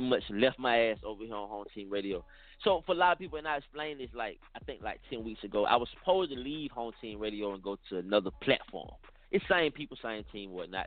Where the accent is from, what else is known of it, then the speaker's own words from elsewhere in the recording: Atlanta, Georgia, United States; I'm from Atlanta, I'm from the South